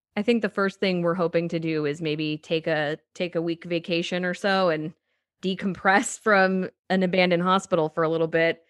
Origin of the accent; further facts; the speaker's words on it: Danville, Illinois, United States; I grew up in Danville, Illinois